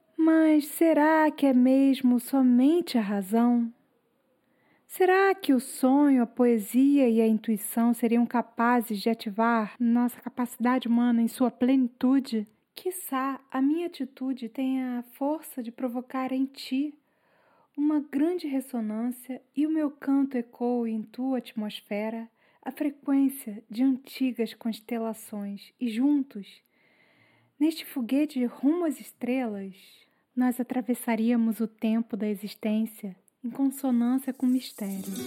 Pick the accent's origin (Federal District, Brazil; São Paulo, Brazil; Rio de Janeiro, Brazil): Rio de Janeiro, Brazil; Eu sempre nasci na Tijuca